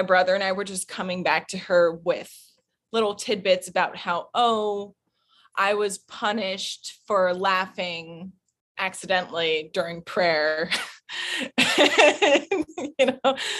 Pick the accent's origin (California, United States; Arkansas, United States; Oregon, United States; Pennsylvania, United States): Arkansas, United States; Fayetteville; moved away; I was born in Arkansas